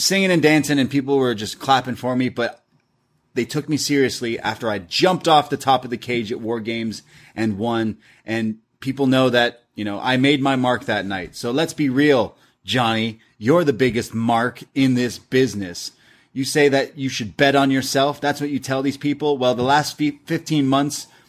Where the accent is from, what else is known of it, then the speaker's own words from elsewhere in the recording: Canada; I'm Canadian